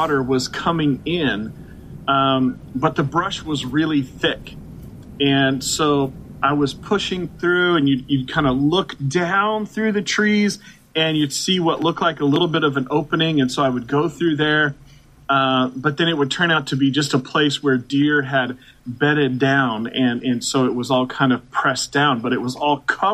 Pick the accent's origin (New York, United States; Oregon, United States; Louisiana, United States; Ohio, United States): Oregon, United States; Portland; moved away as an adult; now in Baltimore, United States; I was born and raised in Portland, Oregon